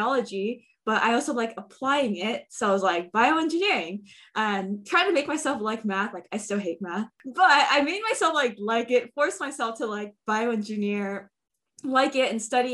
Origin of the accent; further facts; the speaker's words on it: Bay Area, California, United States; born and raised in the Bay Area